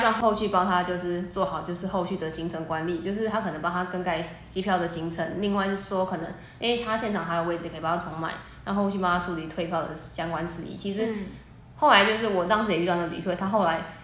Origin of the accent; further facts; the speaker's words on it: Taiwan; 我们台湾人